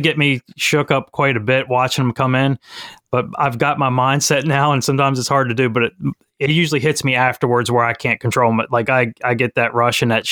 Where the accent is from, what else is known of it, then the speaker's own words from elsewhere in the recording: Maryland, United States; Currently, I'm in Maryland. That's born and raised here.